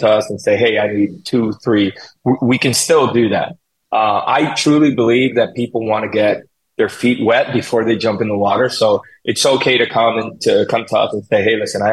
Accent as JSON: {"language": "English", "country": "Colombia", "tie": "born or raised there", "second_language": "English", "moved": "as an adult", "lives_now": "United States", "said": "I was born and raised in Colombia. I came here when I was 24."}